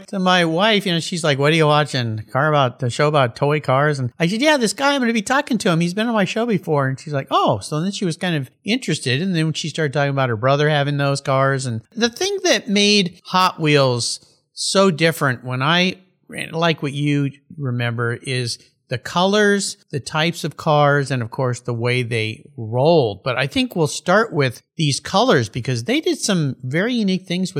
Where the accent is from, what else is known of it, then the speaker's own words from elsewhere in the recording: Southern California, United States; now in Pacific Northwest, United States; I grew up in California where it's sunny